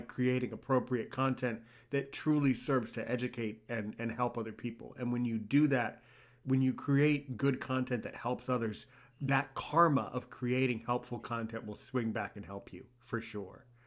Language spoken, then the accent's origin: English; United States; I'm American